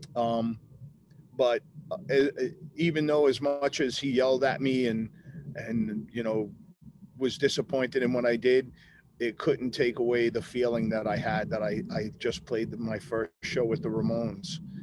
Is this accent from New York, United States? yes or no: yes; Long Island, New York, United States; moved away as an adult; I wanted to get out of my hometown